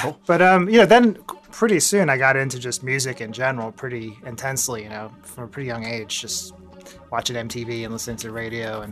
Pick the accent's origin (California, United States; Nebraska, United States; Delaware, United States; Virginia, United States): Virginia, United States; Northern; moved away as an adult; also born or lived in Baltimore, Maryland / Philadelphia; now in New York City, United States; I grew up in Northern Virginia, kind of close to DC